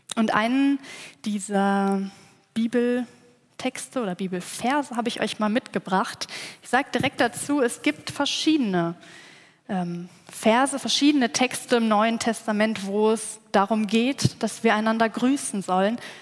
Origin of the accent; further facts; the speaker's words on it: village between Cologne and Bonn, North Rhine-Westphalia, Germany; moved away; Ich bin gebürtige Rheinländerin. Aufgewachsen bin ich in einem kleinen